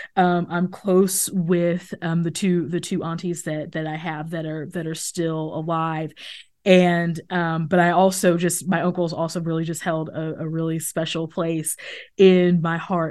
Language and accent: English; Missouri, United States; I grew up outside of Kansas City